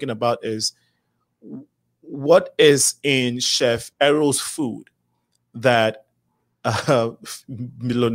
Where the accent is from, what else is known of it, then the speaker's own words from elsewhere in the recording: Ghana; I'm from Ghana